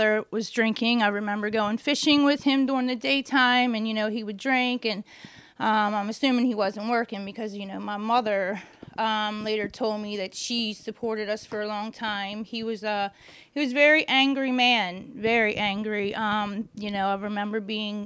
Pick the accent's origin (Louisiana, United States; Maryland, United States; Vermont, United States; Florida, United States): Maryland, United States; Catonsville; also born or lived in Baltimore, Maryland; I was born in Catonsville, Maryland